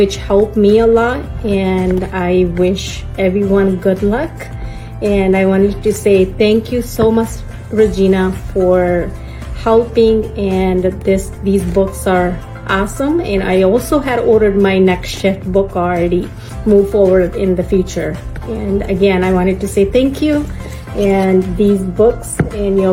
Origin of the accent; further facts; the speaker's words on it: Sacramento, California, United States; I'm from Sacramento, California